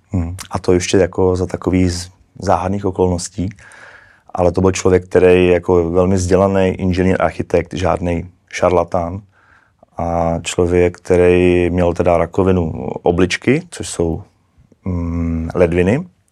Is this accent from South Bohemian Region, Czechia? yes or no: yes; České Budějovice, South Bohemian Region, Czechia; also born or lived in Prague; já jsem z Český Budějovic